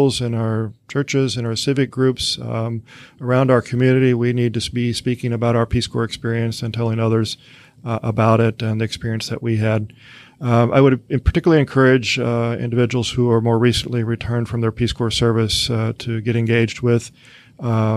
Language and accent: English; Missouri, United States; moved away; trips back home to my home state of Missouri